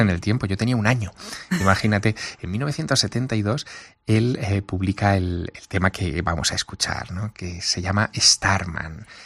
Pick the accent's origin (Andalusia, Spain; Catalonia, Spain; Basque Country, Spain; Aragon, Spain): Aragon, Spain; Teruel; moved away; vivir en una ciudad pequeña. Yo soy de Teruel